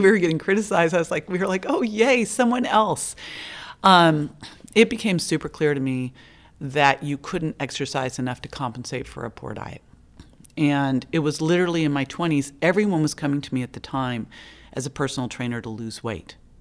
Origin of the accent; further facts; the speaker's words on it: Berkeley, California, United States; I grew up in Berkeley